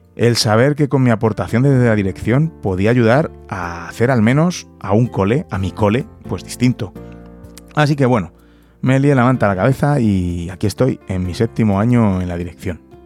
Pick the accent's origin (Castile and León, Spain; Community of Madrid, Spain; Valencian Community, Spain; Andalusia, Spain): Community of Madrid, Spain; Madrid; also born or lived in London; soy de, Madrid, he nacido aquí en Madrid. La verdad es que en ese sentido tampoco he tenido mucho movimiento. Casi siempre he estado aquí viviendo